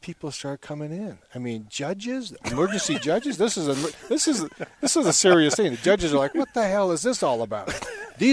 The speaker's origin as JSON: {"language": "English", "country": "Canada", "moved": "yes", "lives_now": "Boise, United States", "said": "we're from Canada"}